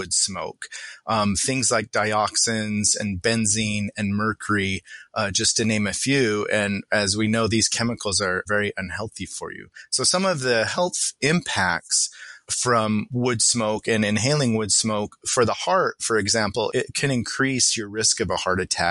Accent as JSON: {"language": "English", "town": "Salt Lake City", "region": "Utah", "country": "United States", "tie": "born or raised there", "moved": "yes", "said": "I grew up in Salt Lake City"}